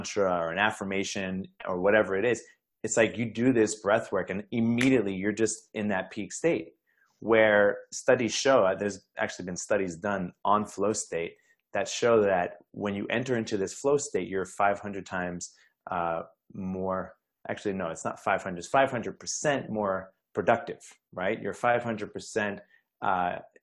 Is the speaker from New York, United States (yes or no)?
yes; New York, United States; I'm from New York